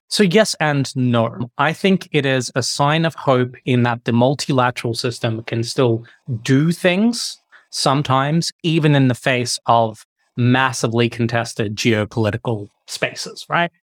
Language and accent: English; Victoria, Australia; moved away as an adult; now in Geneva, Switzerland; I grew up in Victoria